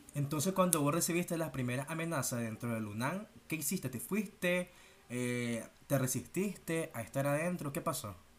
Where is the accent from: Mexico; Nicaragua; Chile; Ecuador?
Nicaragua; como decimos nicaragüenses